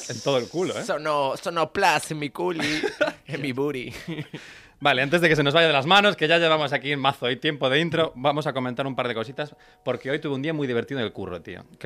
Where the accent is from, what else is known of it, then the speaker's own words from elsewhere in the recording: Salamanca, Castile and León, Spain; born there; Nacional, sí, sí. Yo nací en Salamanca.